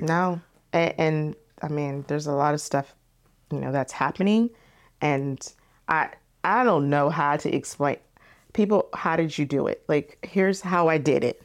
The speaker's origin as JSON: {"language": "English", "town": "Temecula", "region": "California", "country": "United States", "tie": "born or raised there", "also_born_or_lived": "Philadelphia, Pennsylvania", "said": "I was growing up in Temecula"}